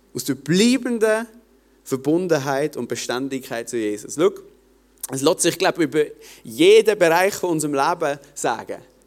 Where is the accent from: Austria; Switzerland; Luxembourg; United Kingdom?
Switzerland; Basel-Landschaft; bei uns in Basel-Land